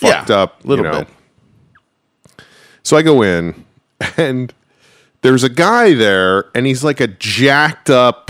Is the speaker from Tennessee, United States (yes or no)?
no; New Rochelle, New York, United States; moved away; He grew up in the next town over from me. So we always talk about, he grew up in Mount Vernon, I grew up in New Rochelle.